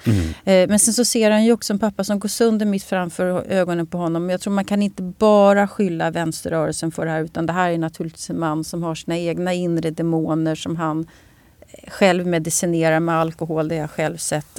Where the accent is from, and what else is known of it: Sweden